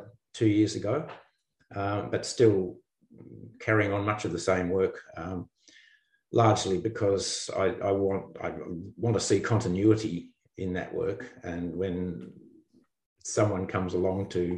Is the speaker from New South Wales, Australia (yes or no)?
no; Tasmania, Australia; also born or lived in Melbourne / Sydney; I was born in Melbourne and lived briefly in Sydney and that family, but then moved to Tasmania, where I really did most of my growing up and education